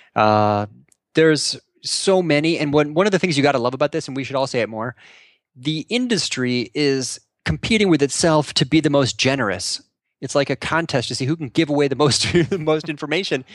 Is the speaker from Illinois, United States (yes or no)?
yes; North Shore, Illinois, United States; I grew up on the North Shore.